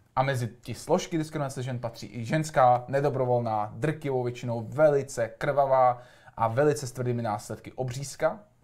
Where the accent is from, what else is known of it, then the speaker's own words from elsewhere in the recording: Prague, Czechia; vyrůstal jsem na Dolním Žižkově